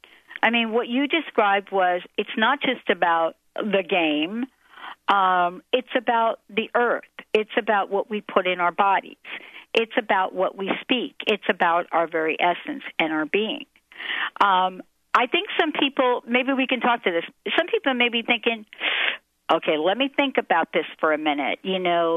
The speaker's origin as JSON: {"language": "English", "region": "East Coast", "country": "United States", "tie": "born or raised there", "moved": "yes", "lives_now": "Seattle area, United States", "said": "I grew up on the East Coast"}